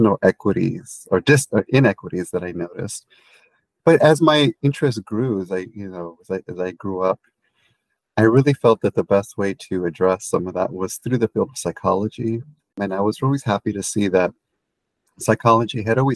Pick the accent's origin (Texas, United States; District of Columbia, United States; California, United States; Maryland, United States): Texas, United States; San Antonio; I have memories as a child growing up in San Antonio, Texas